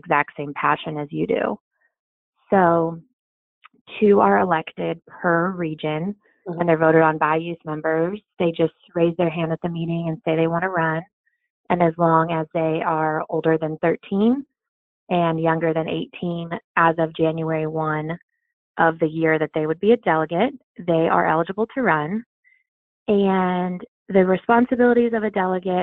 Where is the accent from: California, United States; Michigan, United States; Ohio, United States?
California, United States; moved away; also born or lived in Oklahoma; I grew up in California